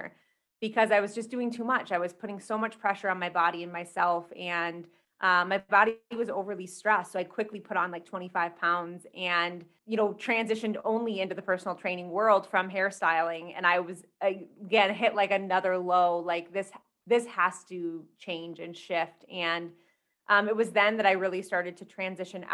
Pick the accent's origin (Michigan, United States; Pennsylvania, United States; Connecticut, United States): Michigan, United States; moved away as an adult; now in Colorado, United States; I'm originally from Michigan, but I just moved out to Colorado maybe 3 months ago.